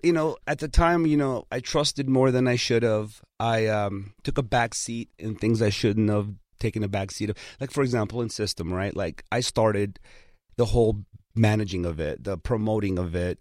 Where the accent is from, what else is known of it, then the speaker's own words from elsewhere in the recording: Los Angeles, California, United States; English is a second language; also born or lived in Armenia; I learned everything in Hollywood. You know, I grew up on Kingsley and Sunset and Fountain